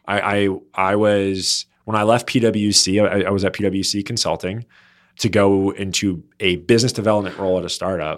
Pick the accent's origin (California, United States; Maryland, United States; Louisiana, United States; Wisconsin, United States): Maryland, United States; Baltimore; moved away as an adult; also born or lived in North Jersey / Washington, D.C. / New York; now in Los Angeles, United States; I was born in North Jersey, uh, but grew up ma-, majority of my life in the Baltimore, Maryland area